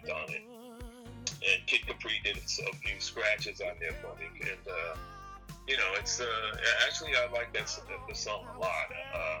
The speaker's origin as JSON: {"language": "English", "town": "Providence", "region": "Rhode Island", "country": "United States", "tie": "born or raised there", "said": "my hometown of Providence, Rhode Island"}